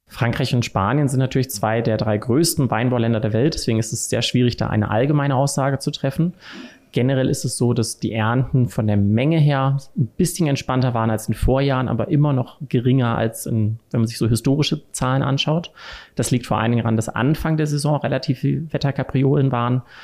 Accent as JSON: {"language": "German", "town": "Cologne", "region": "North Rhine-Westphalia", "country": "Germany", "also_born_or_lived": "Wiesbaden", "moved": "yes", "said": "Ich komme ursprünglich aus Köln, also eher eine Bierstadt"}